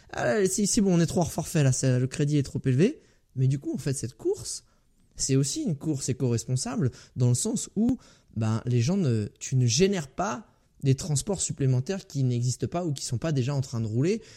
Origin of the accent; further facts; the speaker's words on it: Île-de-France, France; moved away; ma région natale où je retourne euh, de temps en temps. J'ai jamais révélé où j'étais, euh, d'où j'étais originaire. Donc euh, je dirais d'Île-de-France